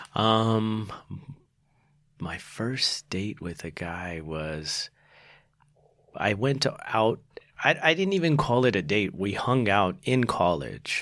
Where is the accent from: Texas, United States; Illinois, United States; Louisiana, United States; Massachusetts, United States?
Texas, United States; Houston; also born or lived in Salt Lake City, Utah; Then we moved to Texas. That's where I grew up.